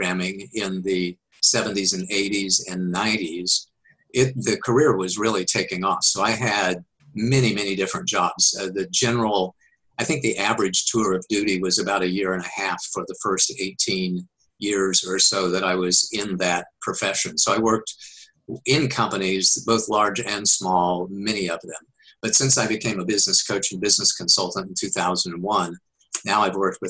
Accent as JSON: {"language": "English", "town": "Wichita", "region": "Kansas", "country": "United States", "tie": "born or raised there", "also_born_or_lived": "Oklahoma / Missouri / Texas / Colorado", "moved": "as an adult", "lives_now": "California, United States", "said": "I was born and raised in Kansas"}